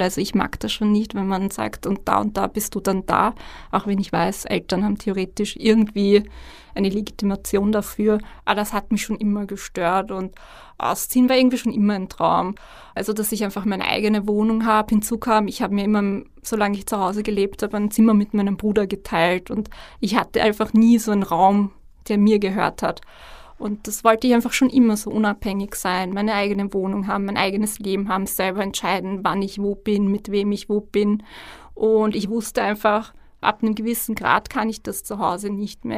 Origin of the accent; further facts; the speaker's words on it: Vienna, Austria; ich bin in Wien geboren, in Österreich geboren